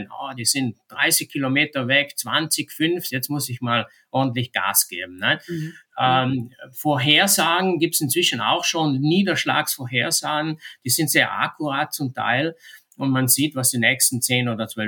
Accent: Trentino-Alto Adige, Italy; bei uns in Südtirol ist ganz interessant, hat sich das Geschehen da sehr, sehr verschoben die letzten Jahre.

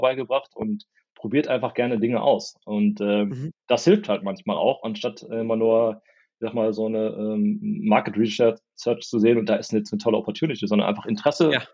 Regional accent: Porta Westfalica, North Rhine-Westphalia, Germany; also born or lived in Minden; aufgewachsen in Porta Westfalica, das kennt man aus den Staumeldungen, ist A2 immer ganz gut. Zwischen Hannover und Bielefeld.

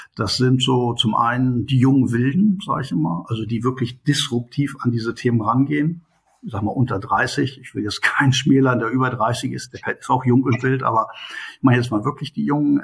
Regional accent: Hanover, Lower Saxony, Germany; moved away as an adult; also born or lived in India / Qatar; now in Bielefeld, Germany; ich komme eigentlich aus Hannover, also mein Leben im Mittelpunkt war früher Hannover

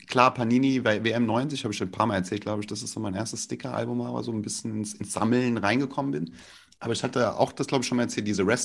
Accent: Flörsheim, Hesse, Germany; Das tatsächlich nicht, weil, weil ich komme äh, aus, aus Flörsheim.

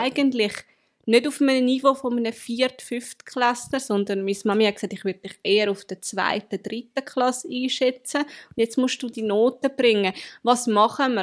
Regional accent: Zurich, Switzerland; ich komme aus Zürich.

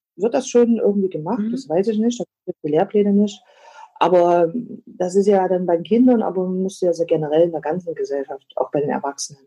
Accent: East Germany, Germany; ich bin ja in der DDR groß geworden

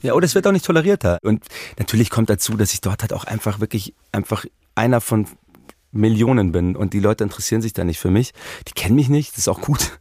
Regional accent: Munich, Bavaria, Germany; ich bin in München geboren und so, aber man wird ja auch noch, ich bin auch noch Österreicher

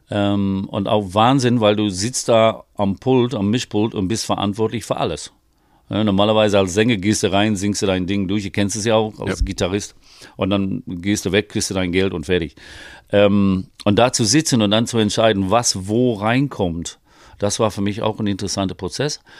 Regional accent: England, United Kingdom; ich meine, ich, ne, als Engländer, ich weiß, deine englischen Texte sind gut

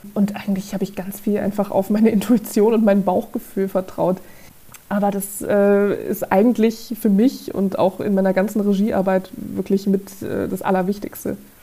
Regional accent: Saarland, Germany; moved away; ich komme ursprünglich aus dem Saarland

